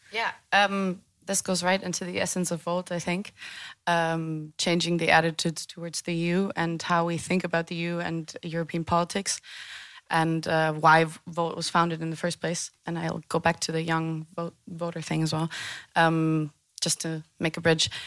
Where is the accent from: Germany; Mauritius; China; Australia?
Germany; Hanover, Lower Saxony; also born or lived in Netherlands; I'm from Hanover